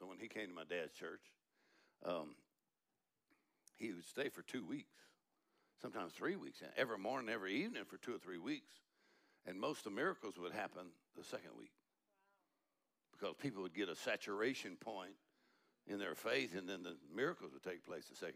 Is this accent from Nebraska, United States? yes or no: no; Texas, United States; we're from Texas